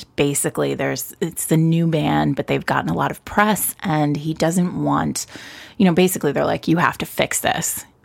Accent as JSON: {"language": "English", "town": "New York City", "region": "New York", "country": "United States", "said": "me being a New Yorker."}